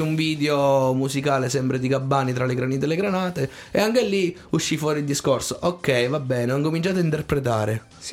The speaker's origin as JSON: {"language": "Italian", "town": "Tortoreto", "region": "Abruzzo", "country": "Italy", "tie": "born or raised there", "also_born_or_lived": "San Benedetto del Tronto / Corropoli", "said": "io originario sono di Tortoreto, poi sì. i miei si sono trasferiti a Corropoli"}